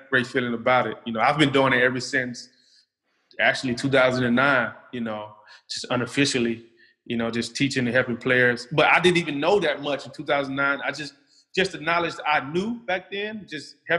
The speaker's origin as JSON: {"language": "English", "country": "United States", "moved": "as an adult", "lives_now": "Europe", "said": "as an American"}